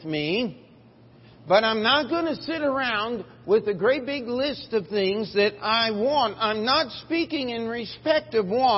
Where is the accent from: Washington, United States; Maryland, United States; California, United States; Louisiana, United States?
Maryland, United States; Baltimore; moved away; also born or lived in Springfield, Missouri; I was born in Baltimore, Maryland, East Coast